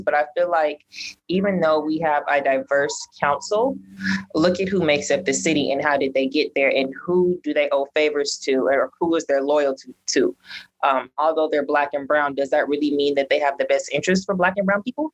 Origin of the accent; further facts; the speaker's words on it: Pasadena, California, United States; I was born and raised in Pasadena, and I somewhat grew up in like Pasadena politics.